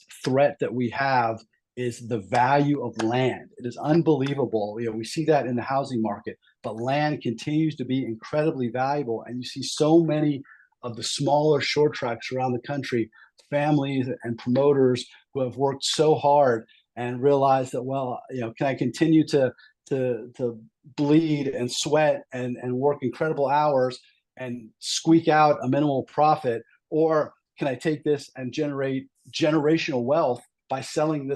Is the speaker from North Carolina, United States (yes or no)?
no; Southeastern Pennsylvania, United States; I grew up in the Southeastern Pennsylvania area